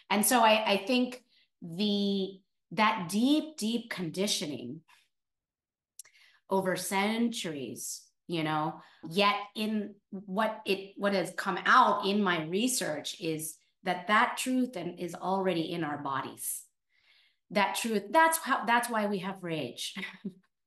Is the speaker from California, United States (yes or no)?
yes; California, United States; moved away as an adult; now in New York, United States; I'm born and raised in California